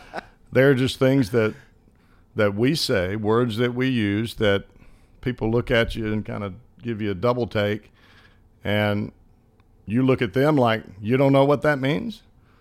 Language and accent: English; the South, United States; accent: country accent; I am from the South, and I do have a country accent, so it kind of meshes with that.